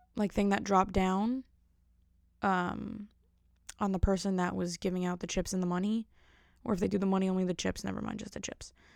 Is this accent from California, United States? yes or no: no; New Jersey, United States; I'm from Jersey, so everything in Jersey is totally different